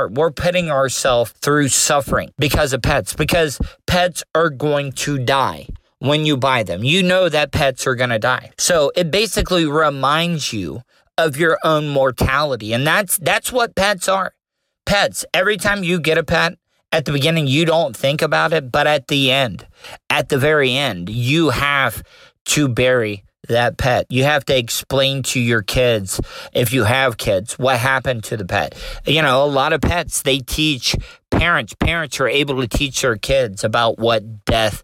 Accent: De Leon Springs, Florida, United States; they still lived in my hometown in De Leon Springs

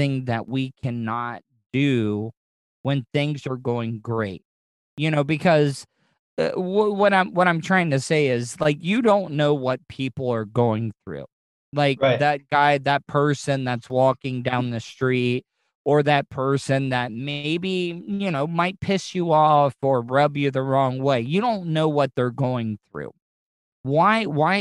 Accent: Volusia County, Florida, United States; I grew up here in Volusia County

